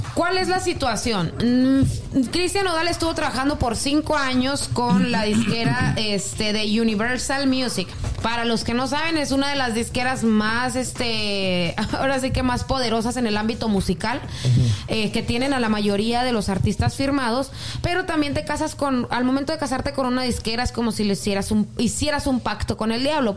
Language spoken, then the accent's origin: Spanish; Mexico; moved away; Código Rojo Laguna, por decirte una página de allá de, mi pueblo